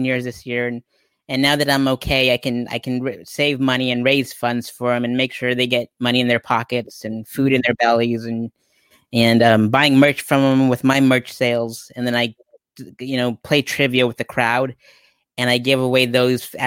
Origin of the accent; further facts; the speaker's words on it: Pueblo, Colorado, United States; my hometown of Pueblo, Colorado